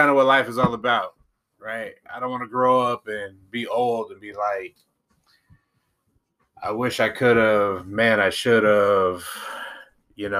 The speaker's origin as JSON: {"language": "English", "town": "Seattle", "region": "Washington", "country": "United States", "tie": "born or raised there", "also_born_or_lived": "California", "said": "the same hood that I grew up"}